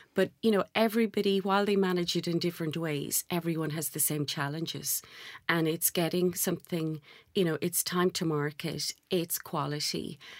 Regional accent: Ireland; moved away; Gaelic Irish, being Irish

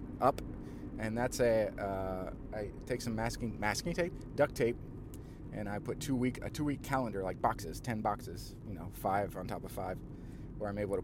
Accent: Southern Illinois, United States; I'm kind of from Illinois, from Southern Illinois

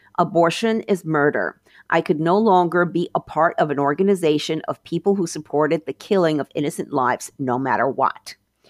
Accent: New York, United States; moved away; also born or lived in Miami; I used to be a Catholic, and I used to be a progressive, but I also was a Democrat. I grew up in New York

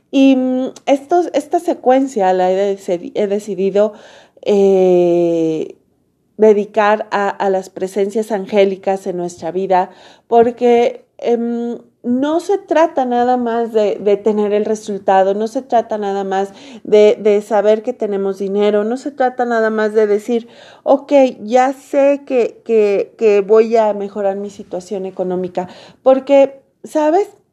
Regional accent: Mexico; yo soy mexicana

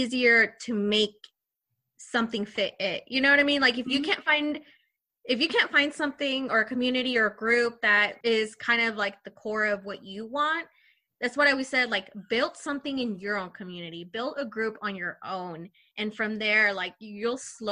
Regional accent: Mexico; moved away; I was born in Mexico

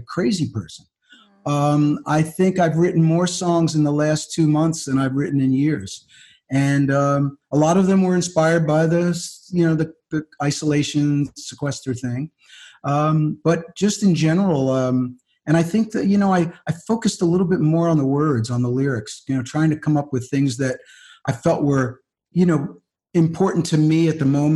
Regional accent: North Wales, Pennsylvania, United States; moved away; also born or lived in New York City; I grew up in North Wales.

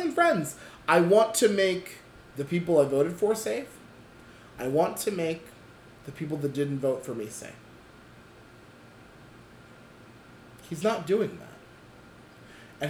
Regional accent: United States; As Americans

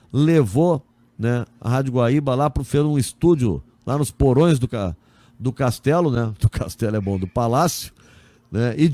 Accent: Bergamo, Lombardy, Italy; eu sou de Bergamo, na Itália.

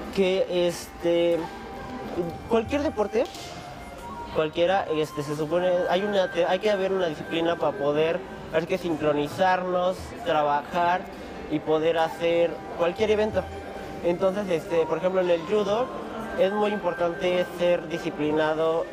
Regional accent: Mexico; como mexicano

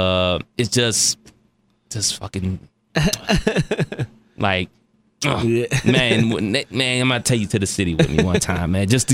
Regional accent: Cleveland, Ohio, United States; moved away as an adult; now in Dayton, United States; my hometown, Cleveland

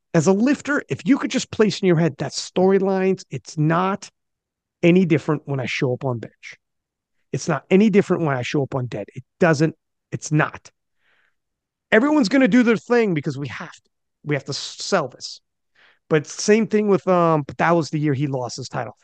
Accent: Canada; As a Canadian

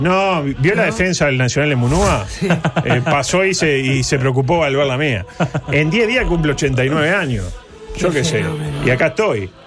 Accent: Uruguay

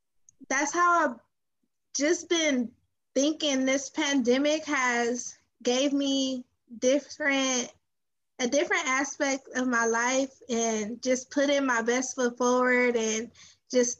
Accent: Los Angeles, California, United States; I'm from South Central

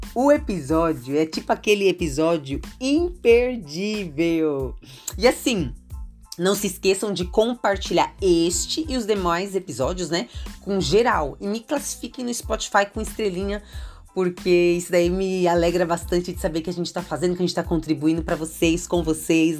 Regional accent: São Paulo, Brazil; eu sou de São Paulo capital

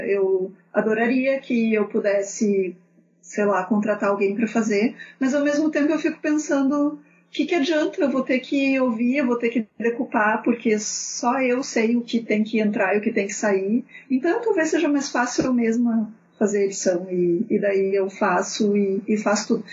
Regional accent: Porto Alegre, Rio Grande do Sul, Brazil; eu sou de Porto Alegre, não sei se vocês vão reparar isso pelo meu sotaque

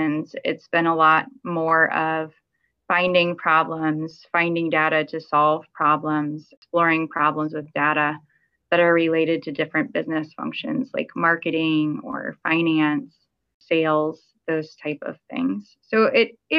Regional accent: Miami, Florida, United States; also born or lived in California; I'm from Miami where it's a lot warmer

